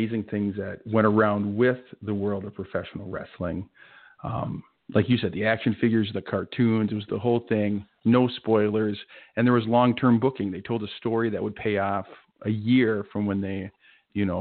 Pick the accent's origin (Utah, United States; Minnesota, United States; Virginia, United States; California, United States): Minnesota, United States; I'm from Minnesota